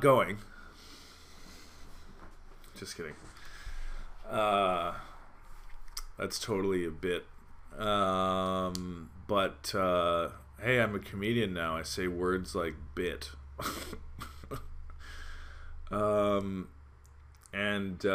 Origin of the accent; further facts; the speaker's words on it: Calgary, Alberta, Canada; moved away as an adult; now in Montreal, Canada; I'm from Calgary and it's dry heat. And I lived here in Montreal 10 years